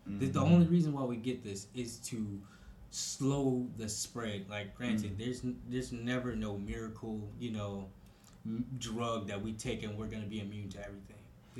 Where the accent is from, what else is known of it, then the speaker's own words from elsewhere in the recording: United States; we've been growing up in America